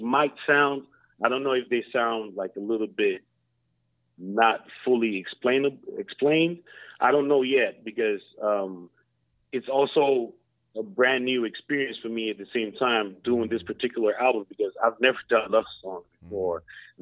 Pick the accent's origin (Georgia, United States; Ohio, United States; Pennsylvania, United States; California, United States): Georgia, United States; Lawrenceville; moved away as an adult; now in Sweden; we from Lawrenceville, Georgia